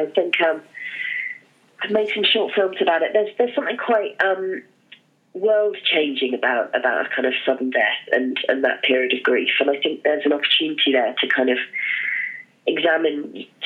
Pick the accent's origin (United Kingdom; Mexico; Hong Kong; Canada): Hong Kong; moved away; I grew up in Hong Kong, and so I'm a city girl